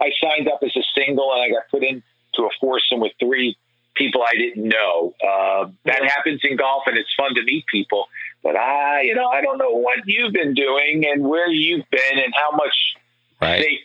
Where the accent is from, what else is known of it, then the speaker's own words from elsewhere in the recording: New York City, New York, United States; now in New Jersey, United States; my old neighborhood that I grew up in Inwood